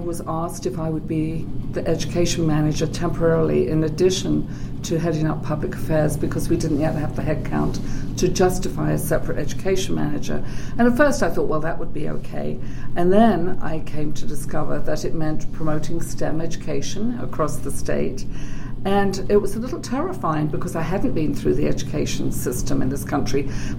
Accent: England, United Kingdom; You already mentioned that I'm English, and that's the first thing that people usually ask me. Where am I from? Sometimes they think I might be from Australia or New Zealand, but I think it's because I've been here a long time and my accent is a little distorted.

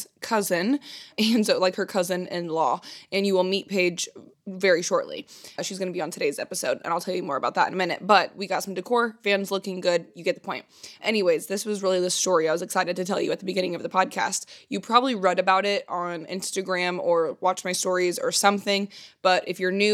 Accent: Indiana, United States; I'm from Indiana

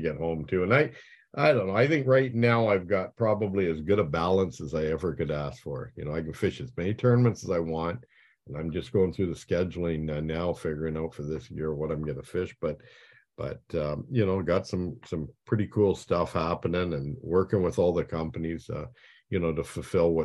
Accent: Chatham, Ontario, Canada; also born or lived in Blenheim, Ontario; I was born in Chatham

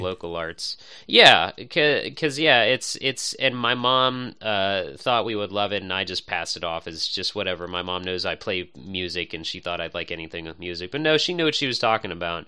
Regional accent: suburbs near Pittsburgh, Pennsylvania, United States; I've always grown up in the suburbs, so it's nice to find something that's twenty minutes out of the city, but also, like, a, not too far from where my mom lives, my hometown

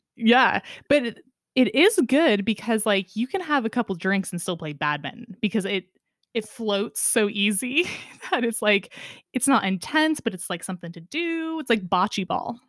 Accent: Sonoma County, California, United States; growing up in Sonoma County in California

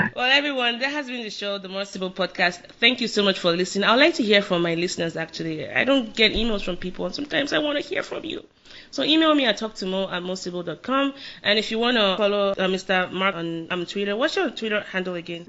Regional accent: Lagos, Nigeria; I'm from Lagos

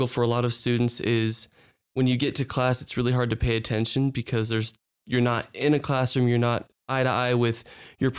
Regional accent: San Antonio, Texas, United States; moved away as an adult; also born or lived in Lima, Peru; now in Provo, United States; I'm from Texas. I grew up around San Antonio

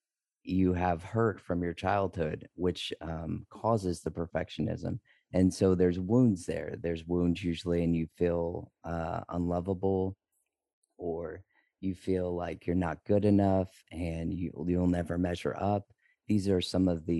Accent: Texas, United States; now in St. Croix, U.S. Virgin Islands; I'm originally from Texas, but right now we're living in St. Croix.

